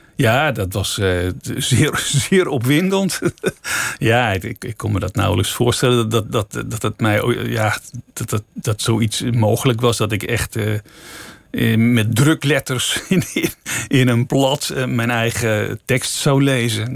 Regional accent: Amsterdam, North Holland, Netherlands; ik ben zelf daar geboren en, en opgegroeid

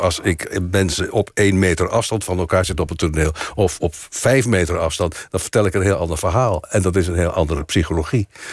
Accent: Delft, South Holland, Netherlands; moved away; also born or lived in Wassenaar / North Brabant / Amsterdam; ik ben geboren in Delft. En ik via Wassenaar en via Brabant kwam ik dan in Amsterdam

